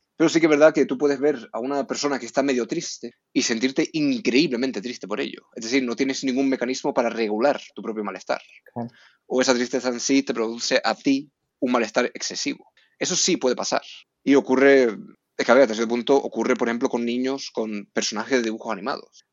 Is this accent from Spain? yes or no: yes; Canary Islands, Spain; moved away as an adult; also born or lived in Norway; now in Madrid, Spain; soy noruego, pero criado en Canarias. Me mudé a Canarias cuando era pequeño